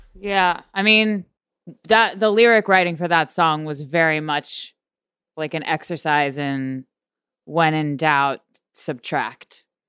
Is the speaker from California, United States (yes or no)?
no; Houston, Texas, United States; We are from Houston